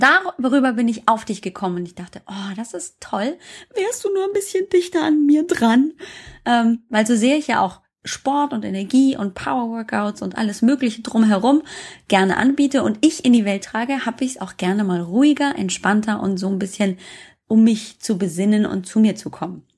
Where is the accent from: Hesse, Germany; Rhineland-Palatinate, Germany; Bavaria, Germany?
Bavaria, Germany; Munich; ich komme ja aus München